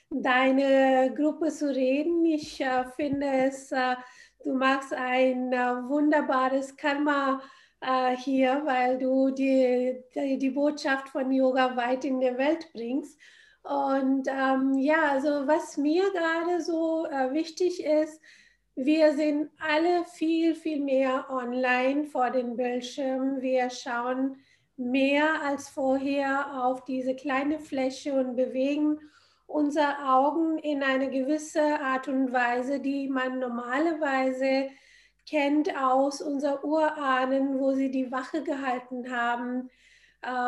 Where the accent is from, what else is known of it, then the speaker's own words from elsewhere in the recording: India; Ich bin in Indien aufgewachsen.